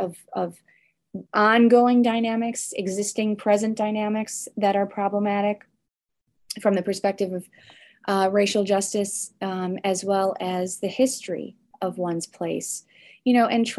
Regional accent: suburb of Chicago, Illinois, United States; also born or lived in Evanston, Illinois; I moved from Evanston to a different suburb of Chicago when I was young

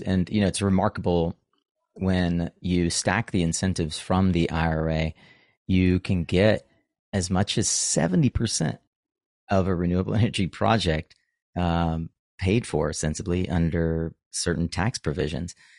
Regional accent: North Carolina, United States; my home state of North Carolina

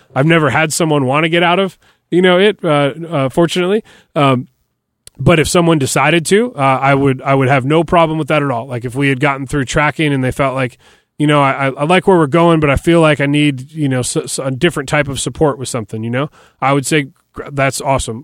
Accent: Detroit, Michigan, United States; moved away as an adult; now in Nashville, United States; I grew up in Detroit and played hockey my whole life.

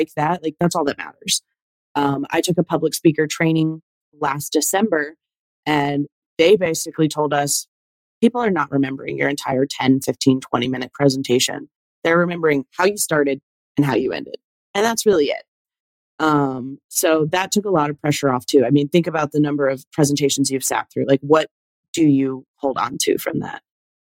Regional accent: the South, United States; I'm a Southern girl. Like, I didn't realize how much I've been affected by growing up in the South until I started going to other areas

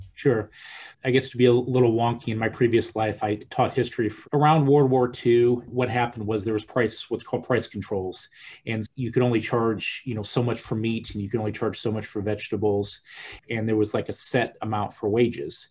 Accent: Peoria, Illinois, United States; I'm from Peoria, land of Caterpillar tractors

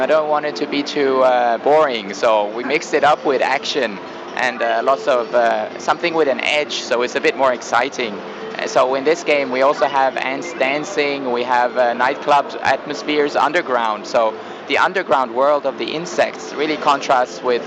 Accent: Norway; I grew up in Norway

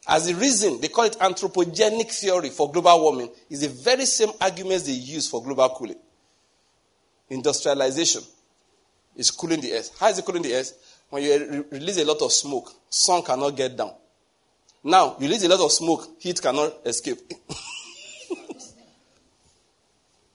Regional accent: Enugu, Enugu State, Nigeria; moved away; I came from Enugu.

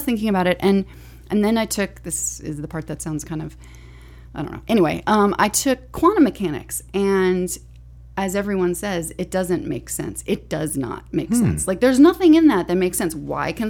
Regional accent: Northport, Alabama, United States; So I'm from Northport, Alabama, which is right outside Tuscaloosa.

